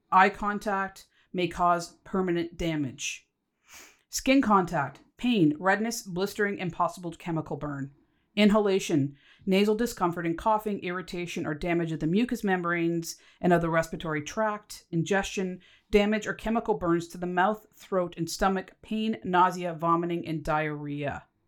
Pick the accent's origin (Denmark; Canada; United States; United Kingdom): Canada; So, yes, I'm Canadian